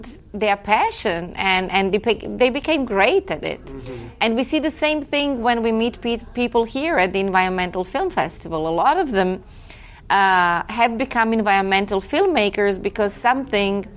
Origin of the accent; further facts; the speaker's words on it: Zagreb, City of Zagreb, Croatia; moved away as an adult; also born or lived in Spain; now in Dominican Republic; So I'm originally from Croatia. I was born in Zagreb, and I graduated in languages and literature and philosophy